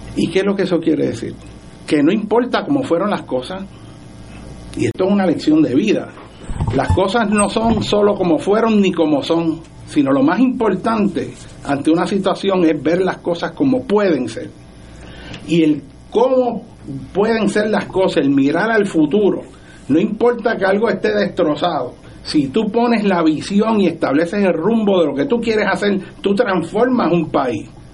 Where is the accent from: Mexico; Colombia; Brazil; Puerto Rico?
Puerto Rico; somos los puertorriqueños